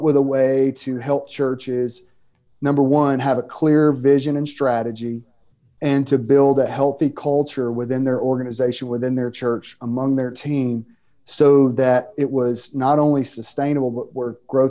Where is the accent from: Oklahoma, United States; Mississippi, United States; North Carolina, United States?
Mississippi, United States; start a church planting network years ago called 242 Network in the state of Mississippi. You can tell by my accent that where I'm from.